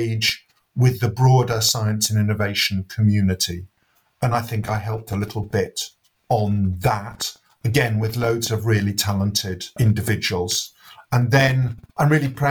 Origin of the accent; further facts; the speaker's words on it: London, United Kingdom; I was born and brought up in Northwest London